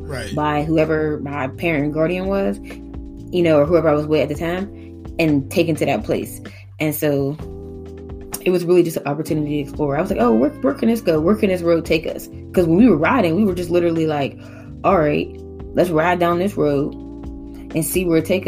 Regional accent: Pittsburgh, Pennsylvania, United States; also born or lived in Atlanta; I grew up in Pittsburgh and everything, but I was a pretty sheltered kid

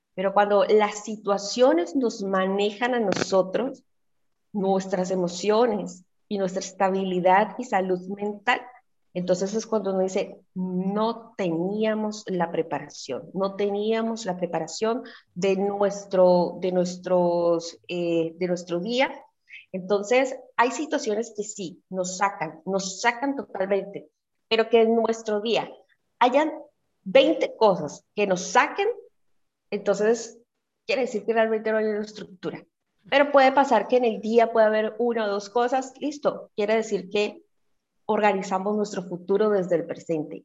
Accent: Cali, Valle del Cauca, Colombia; soy de Santiago de Cali, eh, al suroccidente de Colombia

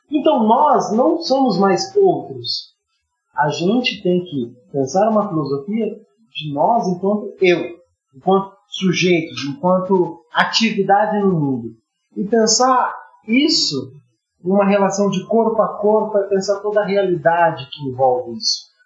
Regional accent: Brazil

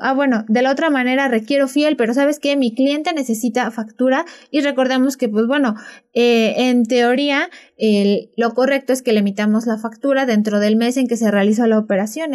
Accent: Zacatlán, Puebla, Mexico; nosotros somos de Zacatlán

